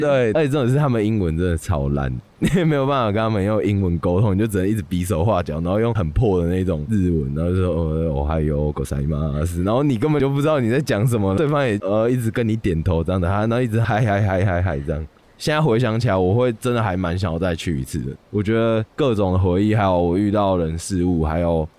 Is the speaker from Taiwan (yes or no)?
yes; Kinmen County, Taiwan; moved away as an adult; now in Taipei, Taiwan; 我的家乡在金门。升上大学之后，我回来台北读大学嘛，可能有时候寒暑假啊要回金门的家，跟朋友聚餐或者是陪陪家人这样子